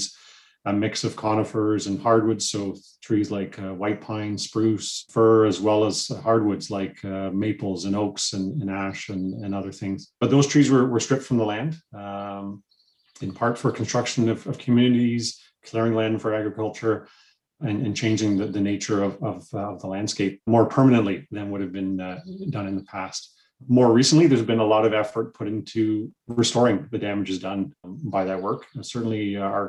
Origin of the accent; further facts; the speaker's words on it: Toronto, Ontario, Canada; also born or lived in Essex County, Ontario; I grew up here in the Greater Toronto Area